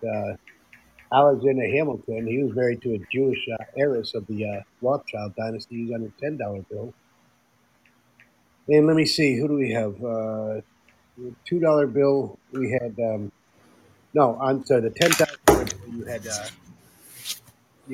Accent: Netherlands; moved away; when I grew up in the Netherlands

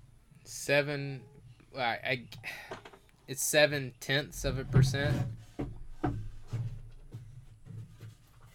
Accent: Greenville, Alabama, United States; where I grew up in Greenville

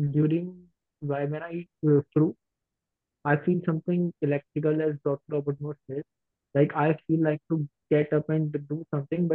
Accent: India; I'm from India

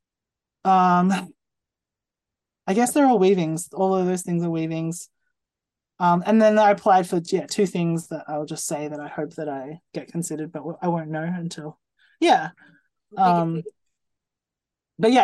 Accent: New Zealand; I'm from New Zealand

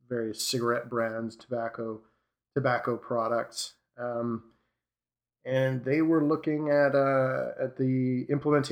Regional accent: Vancouver, British Columbia, Canada; moved away as an adult; now in Washington, D.C., United States; I'm moving back to British Columbia, Vancouver, Canada. I'm Canadian

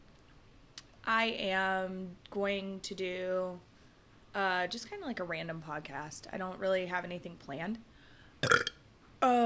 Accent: Atlanta, Georgia, United States; moved away as an adult; now in Florida, United States; I'm from Atlanta

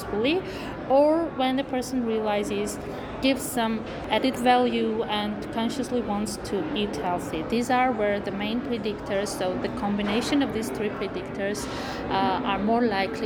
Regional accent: Armenia; from Armenia

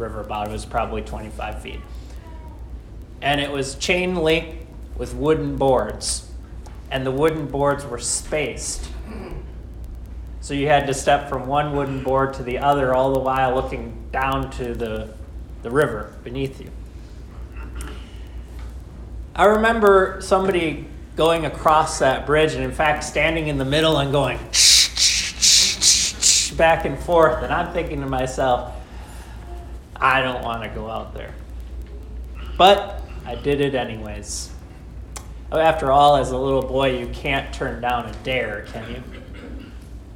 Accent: Austin, Minnesota, United States; When I was growing up in Austin, Minnesota

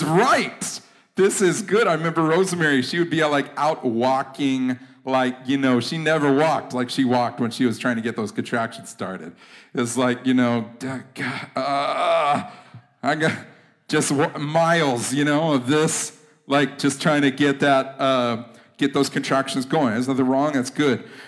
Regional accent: United States; I'm American and I'm American Christian.

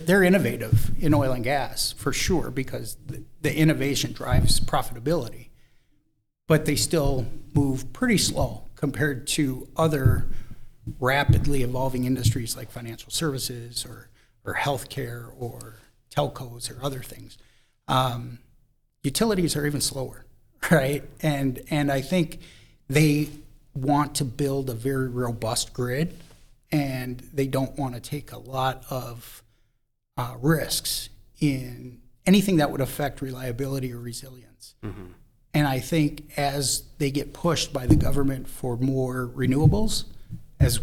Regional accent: Minnesota, United States; moved away; I was originally from Minnesota

